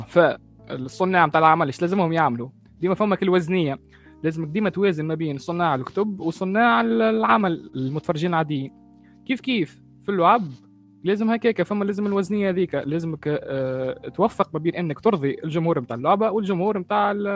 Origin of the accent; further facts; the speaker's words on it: Tunisia; من تونس من قناة شو سولتر تي في